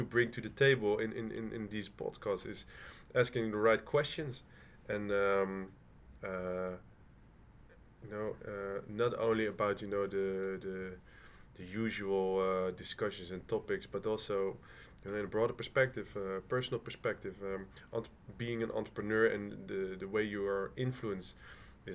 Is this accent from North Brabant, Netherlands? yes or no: no; Rotterdam, South Holland, Netherlands; moved away; I'm from Rotterdam originally